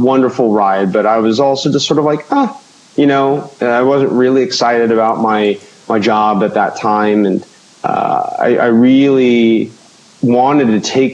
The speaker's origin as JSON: {"language": "English", "area": "Orange County", "region": "California", "country": "United States", "tie": "born or raised there", "said": "I grew up in Orange County, so down at On Target in Laguna Niguel"}